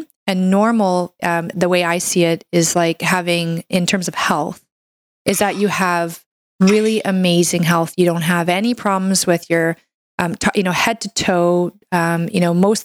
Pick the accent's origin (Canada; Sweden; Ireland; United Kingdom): Canada; I'm a Canadian medical doctor